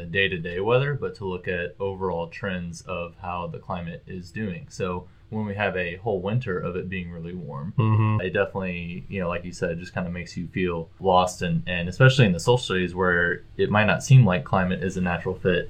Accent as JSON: {"language": "English", "region": "Midwest", "country": "United States", "moved": "yes", "said": "I'm from the Midwest, so I do miss the snow and cold weather every now and then"}